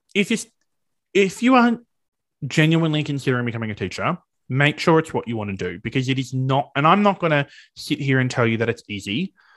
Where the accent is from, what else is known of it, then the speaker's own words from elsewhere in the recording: regional Victoria, Australia; I'm not from Melbourne originally, I'm from regional Victoria